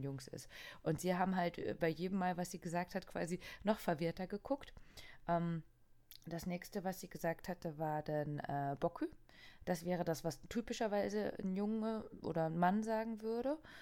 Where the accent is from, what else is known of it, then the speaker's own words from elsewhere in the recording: East Germany, Germany; ich bin ja aus dem Osten.